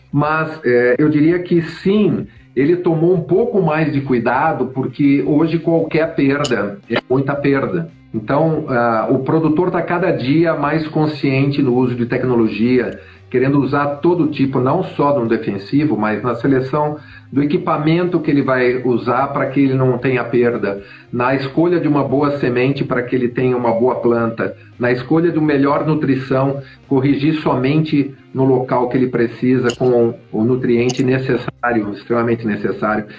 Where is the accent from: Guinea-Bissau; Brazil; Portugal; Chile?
Brazil; nós, como brasileiros